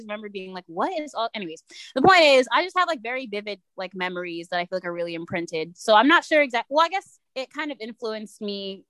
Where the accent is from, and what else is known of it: New York, United States; born or raised there